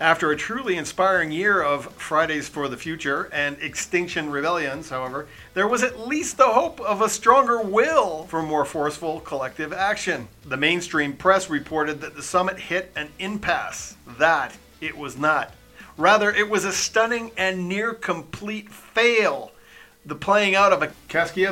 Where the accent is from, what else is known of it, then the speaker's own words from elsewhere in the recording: Canada; As a Canadian